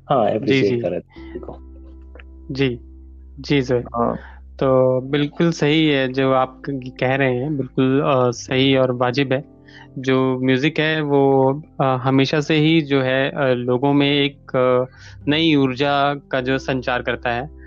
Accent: Himachal Pradesh, India; अब जैसा कि मैं हिमाचल से हूँ एक पहाड़ी क्षेत्र से हूँ

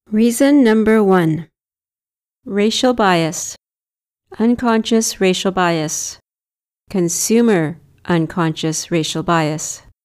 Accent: Victoria, British Columbia, Canada; now in Vancouver, Canada; My people are Victorians." From Victoria on Vancouver Island

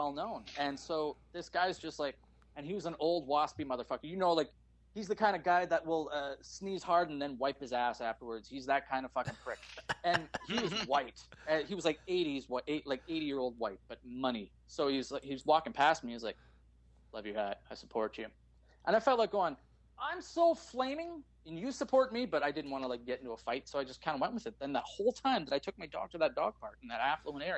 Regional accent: Canada; also born or lived in Calgary, Alberta

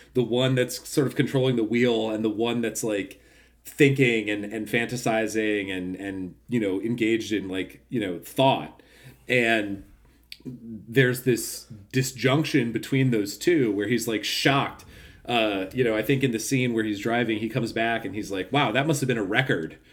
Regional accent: United States; we're fucking Americans

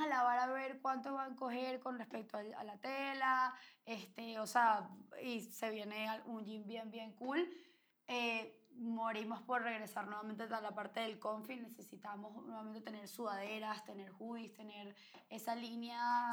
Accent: Venezuela; somos venezolanas

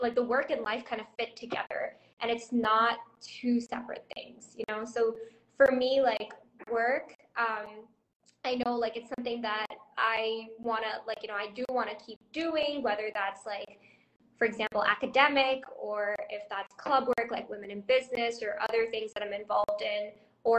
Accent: India; born there; also born or lived in Thailand / Indonesia; So I was born in India, and I lived in Thailand for like 10 and a half years, and then I moved to Indonesia for like 6 or 7 years before coming to India.

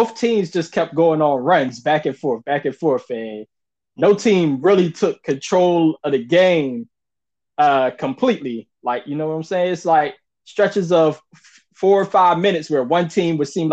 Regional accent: North Carolina, United States; I grew up in North Carolina

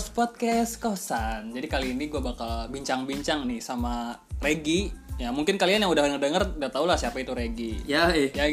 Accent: Bogor, West Java, Indonesia; Nah kita kan orang Bogor nih semua nih.

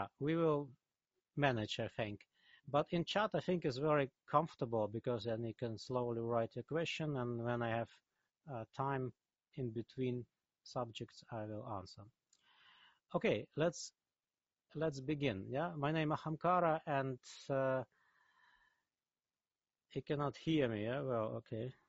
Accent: Siberia, Altai Krai, Russia; English is a second language; moved away as an adult; I was born in Siberia in Altai

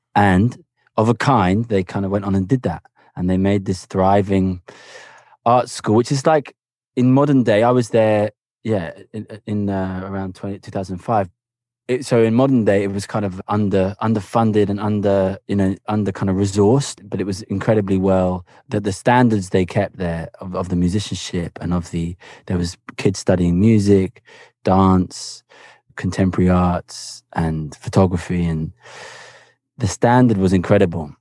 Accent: Cambridge, East of England, United Kingdom; also born or lived in Havana; I grew up in Cambridge in England

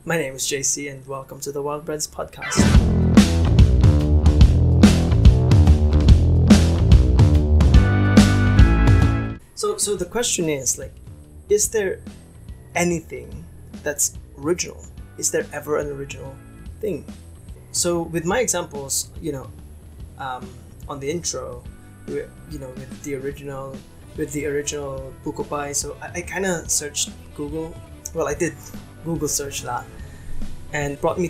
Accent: Iloilo City, Western Visayas, Philippines; now in Los Baños, Philippines; my hometown, which is Iloilo City

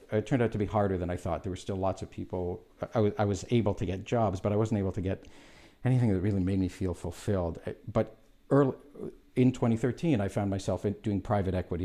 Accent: Canada; I'm Canadian

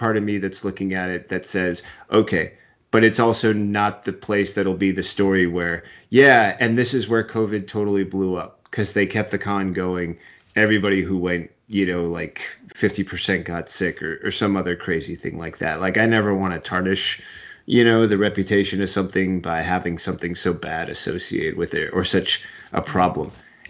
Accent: West Coast, United States; also born or lived in Long Island, New York; I was technically born in New York. I was born on Long Island, but I had to move away when my dad got laid off, and they hired him out here in the West Coast, and that was it.

